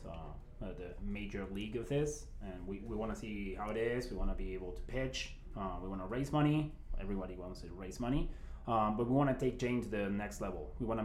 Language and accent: English; Buenos Aires, Argentina; moved away as an adult; We're from Buenos Aires